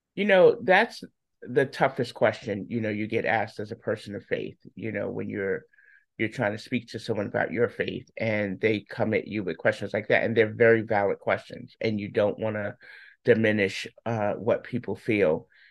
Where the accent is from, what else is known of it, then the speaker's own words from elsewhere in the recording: New York, United States; moved away as an adult; now in Charlotte, United States; I'm originally from New York.